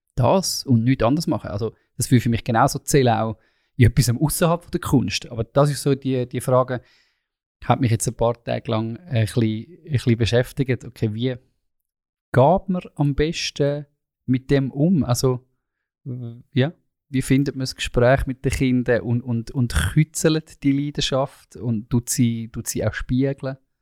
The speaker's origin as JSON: {"language": "German", "country": "Switzerland", "said": "als Schweizer"}